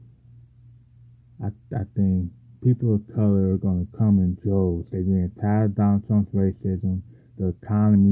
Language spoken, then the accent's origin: English; Ohio, United States; my home state, Ohio